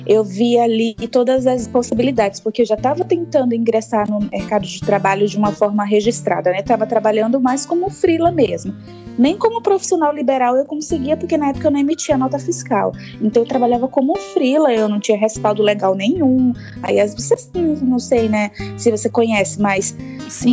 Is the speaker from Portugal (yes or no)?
no; Salvador, Bahia, Brazil; moved away as an adult; now in São Paulo, Brazil; Eu venho de lá da Bahia, mais precisamente de Salvador. E eu vim para São Paulo em 2015